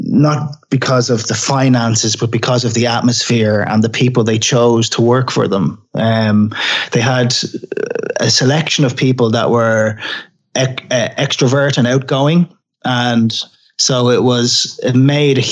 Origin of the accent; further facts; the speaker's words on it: Dublin, Leinster, Ireland; I grew up in Dublin in Ireland.